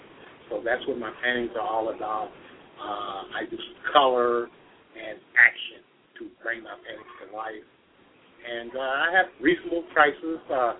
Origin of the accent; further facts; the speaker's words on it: Detroit, Michigan, United States; I'm a painter from Detroit, Michigan.